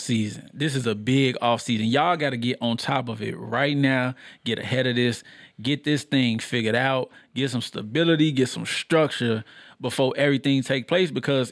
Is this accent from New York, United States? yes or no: yes; New York, United States; I'm from New York.